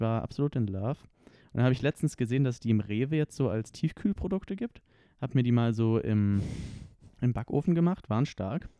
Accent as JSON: {"language": "German", "town": "Konstanz", "region": "Baden-Württemberg", "country": "Germany", "tie": "born or raised there", "moved": "yes", "lives_now": "Stuttgart, Germany", "said": "Wir kommen ja beide aus Konstanz"}